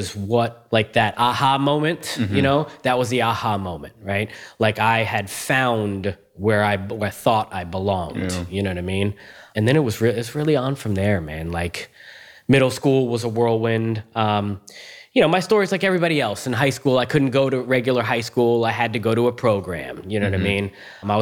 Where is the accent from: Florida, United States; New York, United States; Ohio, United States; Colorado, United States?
Florida, United States; Cooper City; also born or lived in Margate, Florida / Homestead, Florida / Tampa, Florida; I'm from South Florida, man. I'm a native, just like you. I was born in Margate, and then we moved to Homestead